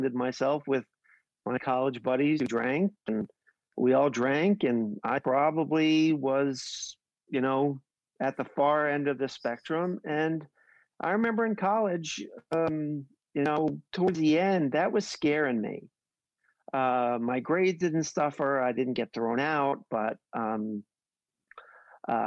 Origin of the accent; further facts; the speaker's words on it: New York City, New York, United States; I grew up in New York, relatively humble beginnings